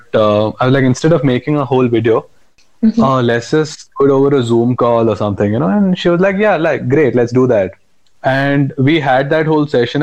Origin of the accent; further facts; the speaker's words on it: Bangalore, Karnataka, India; also born or lived in Goa; I am from Bangalore, born in Goa, brought up in Bangalore, and my parents are from Bangalore